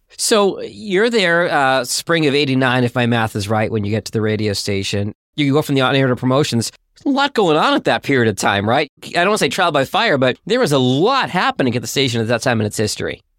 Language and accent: English; Boston, Massachusetts, United States; I'm a Bostonian myself